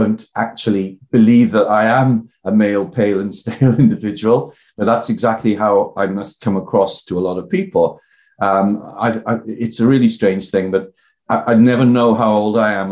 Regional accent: the Valleys, South Wales, United Kingdom; accent: Welsh; I'm from the Valleys in South Wales.

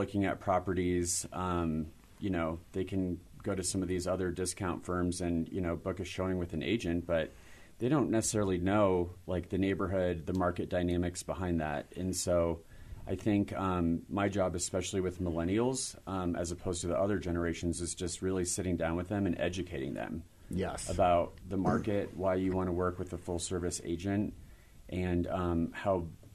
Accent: Denver, Colorado, United States; also born or lived in London; in Denver, you know, at home

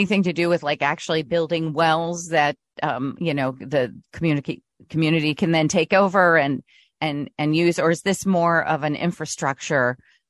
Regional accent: São Paulo, Brazil; Yes, I remember because I grew up in Brazil, in São Paulo, Brazil, and we had a lot of kids at our school that whose parents were part of IBM.

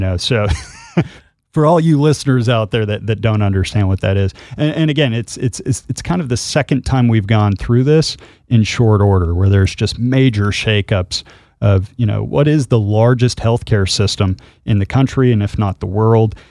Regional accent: Utah, United States; I'm from Utah

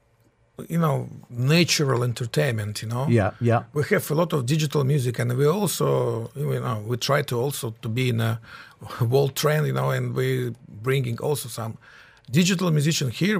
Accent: Belarus; I'm from Belarus. Now it's a separate country.

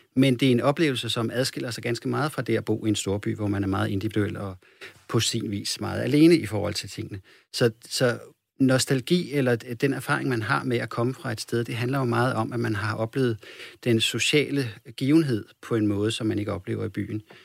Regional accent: Copenhagen, Capital Region of Denmark, Denmark; moved away; som jeg kommer fra København

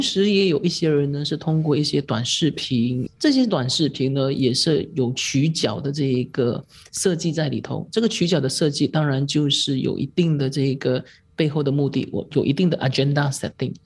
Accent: Malaysia; 我是马来西亚人，我是马来西亚华人，我是马来西亚华人里头的记者

